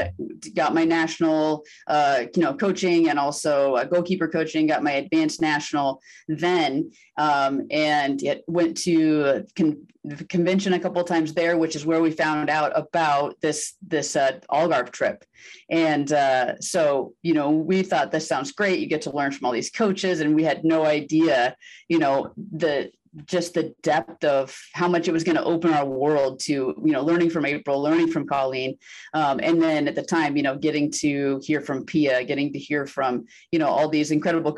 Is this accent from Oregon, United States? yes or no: yes; La Grande, Oregon, United States; moved away as an adult; also born or lived in Southern California; I grew up in Oregon, small town in Eastern Oregon called La Grande